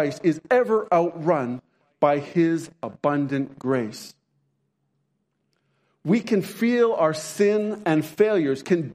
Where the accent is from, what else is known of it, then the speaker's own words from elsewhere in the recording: Canada; also born or lived in Montana; I'm Canadian, but we lived for a few years in Montana